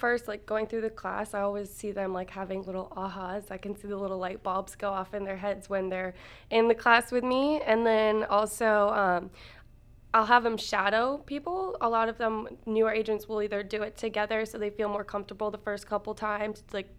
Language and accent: English; Scotland, United Kingdom; moved away as an adult; And let's see, my background is that I came from Scotland, actually, in 2000. Our whole family lived here, came here in 2000.